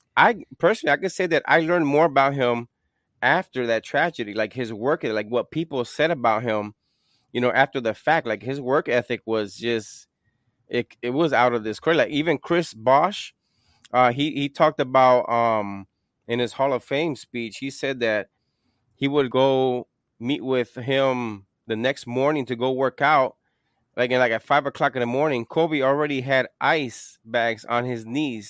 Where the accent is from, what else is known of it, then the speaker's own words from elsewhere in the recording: Puerto Rico; I'm from Puerto Rico